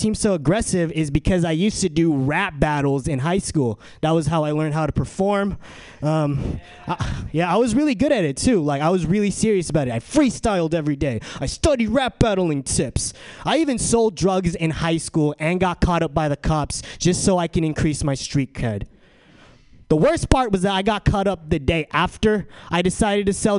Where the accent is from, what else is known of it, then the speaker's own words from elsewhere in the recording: San Diego, California, United States; moved away as an adult; now in San Francisco, United States; I'm from San Diego. And I'm here at San Francisco so I can attend SF State